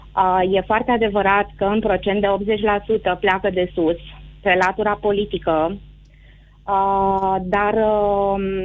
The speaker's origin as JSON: {"language": "Romanian", "region": "Bucharest", "country": "Romania", "tie": "born or raised there", "said": "eu sunt născută în București, însă tot neamul meu uh, este la Oradea"}